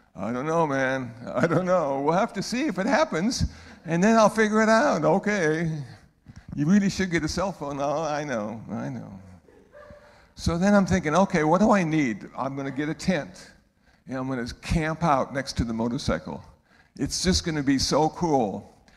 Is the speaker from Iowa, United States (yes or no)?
yes; Iowa City, Iowa, United States; moved away; I was born in Iowa City, Iowa